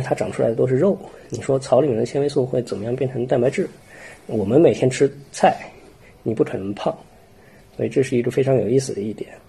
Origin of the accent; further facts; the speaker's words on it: Xining, Qinghai, China; moved away as an adult; also born or lived in Beijing; now in Tübingen, Germany; 我家乡是在青海悉尼市，所以我对那里的环境相对来说比较熟悉，因为从小就在那里长大，在那里生活了十八年、十九年